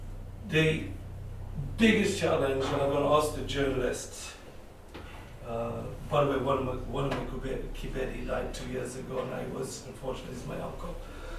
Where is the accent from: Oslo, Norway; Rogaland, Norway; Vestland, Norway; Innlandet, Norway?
Vestland, Norway; Bergen; also born or lived in Uganda; I grew up in Bergen.